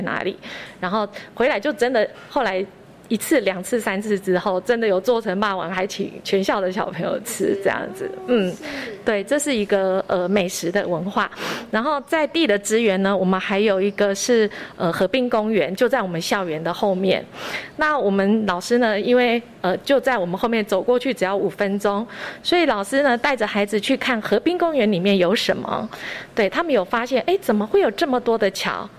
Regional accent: Beidou, Changhua County, Taiwan; 然后一直都没有离开过北斗

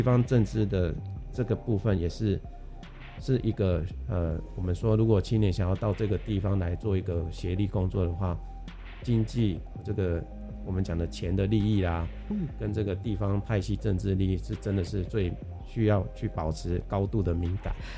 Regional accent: Tainan, Taiwan; 像我本身是台南人

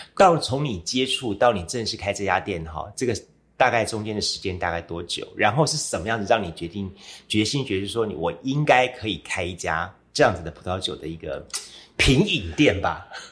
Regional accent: Kaohsiung, Taiwan; 自己本身是小时候在盐城区，呃，度过了我的童年一部分

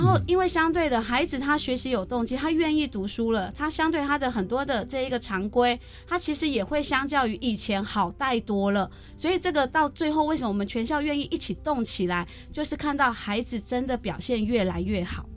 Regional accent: Miaoli County, Taiwan; 我们苗栗人真的还蛮爱我们自己的，自己的故乡

